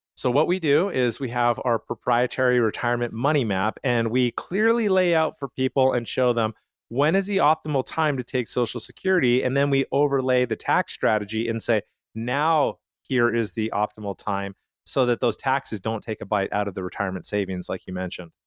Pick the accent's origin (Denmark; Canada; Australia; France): Canada; Calgary, Alberta; I grew up in Canada